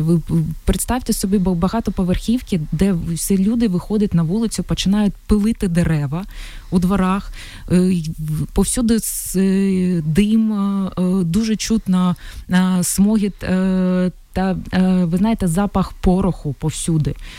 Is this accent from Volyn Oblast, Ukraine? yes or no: no; Mariupol, Donetsk Oblast, Ukraine; first language Russian; Ukrainian is a second language; moved away as an adult